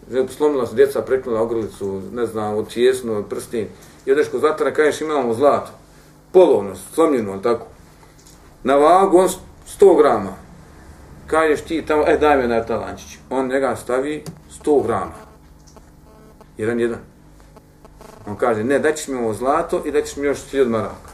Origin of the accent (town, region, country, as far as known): Bosnia & Herzegovina